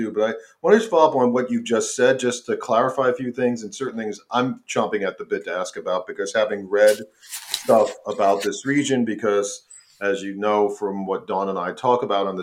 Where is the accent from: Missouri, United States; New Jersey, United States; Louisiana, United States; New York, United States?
New York, United States; New York City; because I'm from New York. I'm from Staten Island